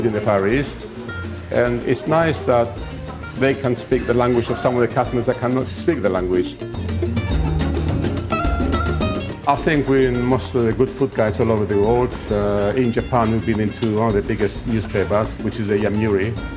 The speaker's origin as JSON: {"language": "English", "country": "Cyprus", "moved": "yes", "lives_now": "London, United Kingdom", "said": "I'm from Cyprus"}